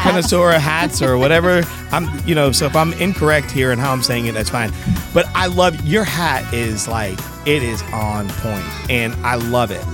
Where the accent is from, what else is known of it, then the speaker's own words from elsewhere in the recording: Connecticut, United States; I am from Connecticut. I've always been a New England guy